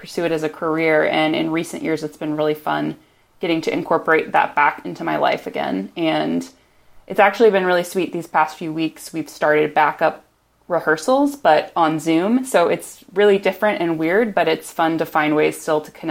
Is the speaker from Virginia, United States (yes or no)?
no; Edwardsville, Illinois, United States; also born or lived in Atlanta, Georgia / Ohio / Washington, D.C. area; now in Austin, United States; I mostly grew up in Southern Illinois near St. Louis, in a town called Edwardsville